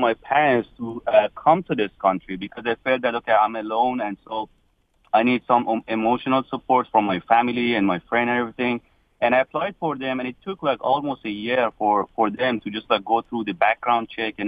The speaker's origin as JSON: {"language": "English", "country": "Iran", "moved": "as an adult", "lives_now": "Dearborn, United States", "said": "I came from Iran, one of the seven countries that they're in the list right now. So I just came here in 2009"}